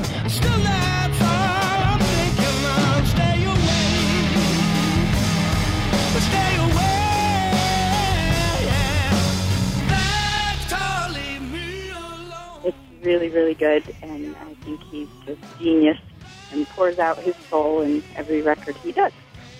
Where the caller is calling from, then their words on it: Evanston, Illinois, United States; from Evanston, Illinois, and I just wanted to give you my vote for best album of the year